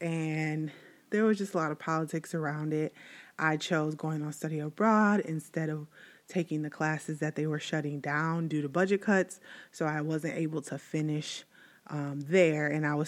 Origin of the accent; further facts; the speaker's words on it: Pontiac, Michigan, United States; I am from Pontiac, Michigan, and I grew up there my entire life.